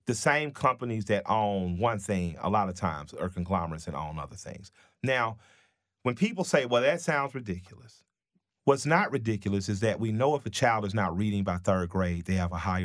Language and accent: English; United States; as an American